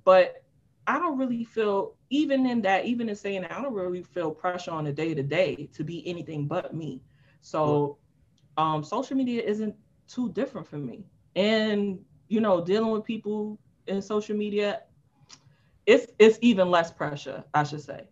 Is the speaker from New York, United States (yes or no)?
yes; New York City, New York, United States; I'm from Harlem. We don't really talk to people who's not from our block.